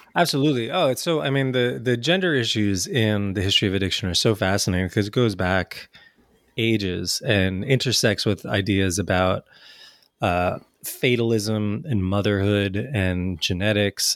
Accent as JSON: {"language": "English", "country": "United States", "tie": "born or raised there", "also_born_or_lived": "New Jersey / New York", "said": "growing up in New Jersey and New York"}